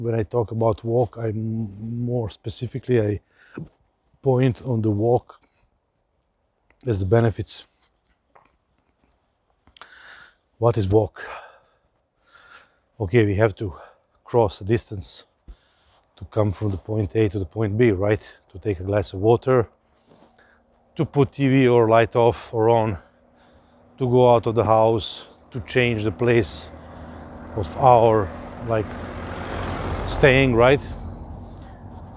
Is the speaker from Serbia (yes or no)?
yes; Novi Sad, Vojvodina, Serbia; also born or lived in India; I grew up in Serbia